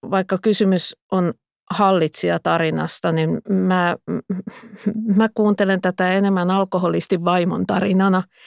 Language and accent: Finnish; Pispala, Pirkanmaa, Finland; parhaimmillaan lapsuudessani Pispalassa